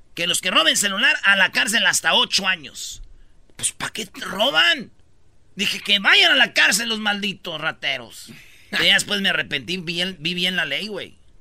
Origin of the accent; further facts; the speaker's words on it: Michoacán, Mexico; moved away; mi pueblo